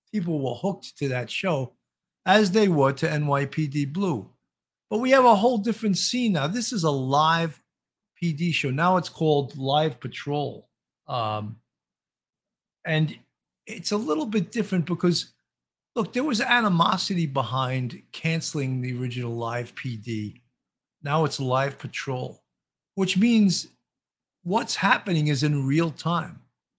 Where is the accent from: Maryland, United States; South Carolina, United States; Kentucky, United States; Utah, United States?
Maryland, United States; Baltimore; I'm originally from Baltimore.